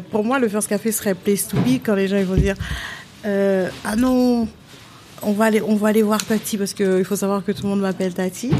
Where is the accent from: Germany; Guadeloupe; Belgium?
Guadeloupe; Pointe-à-Pitre; now in France; Je suis né à Pointe-à-Pitre.